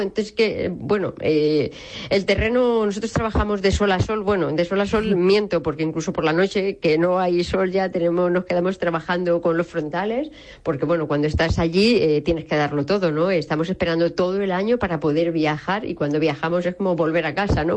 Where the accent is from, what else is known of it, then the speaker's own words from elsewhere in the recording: Robledo, Castilla-La Mancha, Spain; moved away as an adult; now in Madrid, Spain; soy de Robledo, de un pueblo de la Sierra de Alcaraz, en Albacete